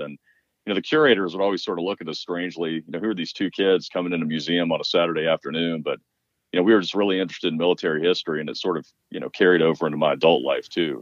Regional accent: Lexington, Virginia, United States; I grew up in Lexington, Virginia, um, in the Shenandoah Valley

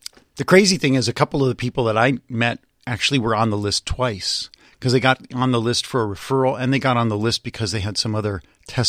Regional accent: Los Angeles, California, United States; also born or lived in San Francisco; No, I grew up in Los Angeles.

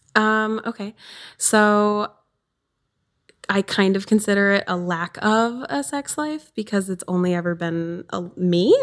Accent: southern Wisconsin, United States; I'm from Wisconsin, southern Wisconsin. I'm on the border.

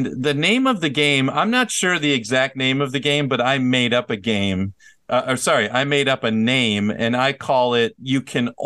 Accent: Minnesota, United States; My hometown is Minnesota.

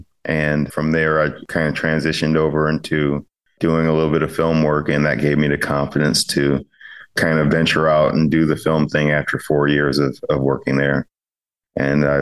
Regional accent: Chicago, Illinois, United States; moved away as an adult; also born or lived in California; I'm originally from the Chicagoland area.

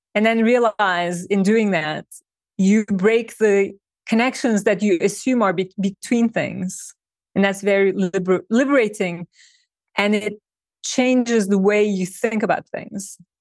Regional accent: Turkey; moved away as an adult; now in New York, United States; I was born and I grew up in Turkey

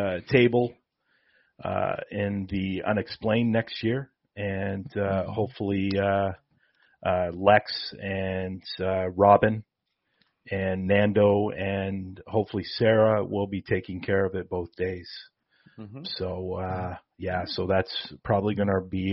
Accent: Toronto, Ontario, Canada; I am from Toronto as well.

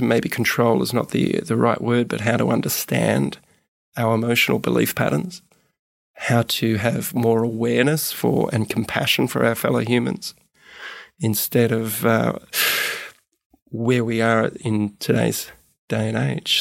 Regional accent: Gold Coast, Queensland, Australia; moved away as an adult; also born or lived in Melbourne / Sydney; I left when I was seven. Not by my choice, but, uh, parents separated. Uh, mum took me up to Queensland, actually, and raised me on the Gold Coast.

